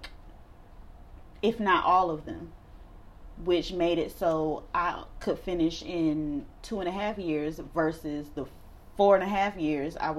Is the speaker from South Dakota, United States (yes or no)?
no; Durham, North Carolina, United States; I am from Durham